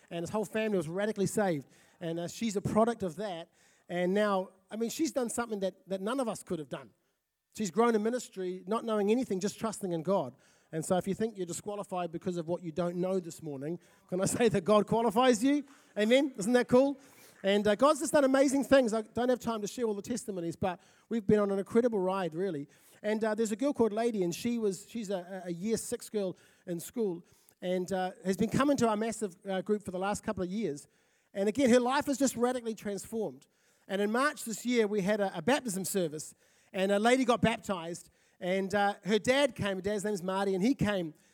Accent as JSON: {"language": "English", "town": "South Auckland", "region": "Auckland", "country": "New Zealand", "lives_now": "Napier, New Zealand", "said": "I'm originally from South Auckland, and uh, we've been in Napier for three years."}